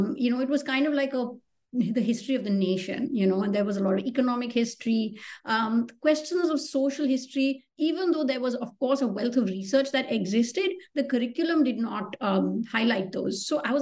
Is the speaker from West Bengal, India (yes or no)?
no; Delhi, India; I grew up in a part of Delhi where there actually were a lot of, like, not even well-preserved ruins.